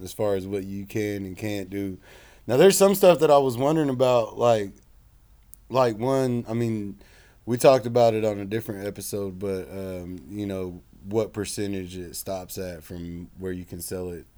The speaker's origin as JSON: {"language": "English", "region": "Oklahoma", "country": "United States", "tie": "born or raised there"}